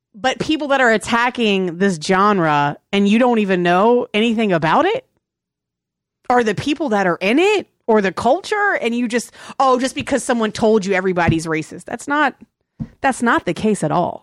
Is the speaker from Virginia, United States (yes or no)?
yes; Virginia, United States; moved away; also born or lived in Texas; I grew up playing soccer and I grew up in Virginia. That's where I grew up